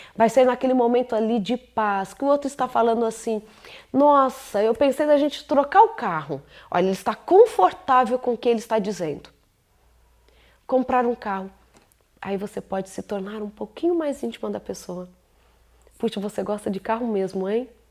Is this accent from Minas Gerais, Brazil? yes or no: no; São Paulo, Brazil; moved away; Agora chegamos a São Paulo, terra onde eu nasci, Morumbi, lugar lindo. Saudade desse lugar, viu? Lugar onde eu nasci, me acolheu, onde eu estudei